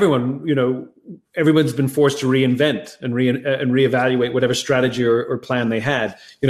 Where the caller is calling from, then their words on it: Los Angeles, California, United States; I'm in Los Angeles, California.